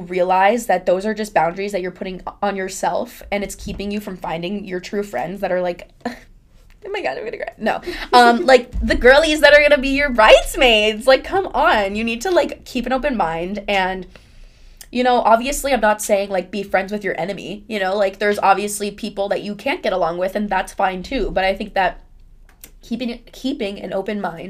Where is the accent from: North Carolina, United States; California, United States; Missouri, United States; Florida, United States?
Florida, United States; Miami; also born or lived in Boca Raton, Florida; I'm from Miami